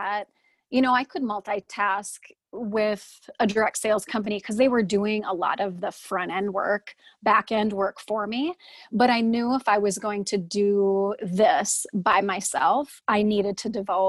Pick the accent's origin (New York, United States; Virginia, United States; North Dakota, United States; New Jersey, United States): North Dakota, United States; Fargo; I'm from Fargo, North Dakota. Everyone can hear it in my accent, I'm sure.